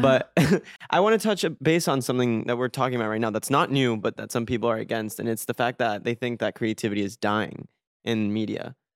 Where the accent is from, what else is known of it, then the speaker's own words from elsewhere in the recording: Mexico; moved away; also born or lived in Miami; I grew up in Mexico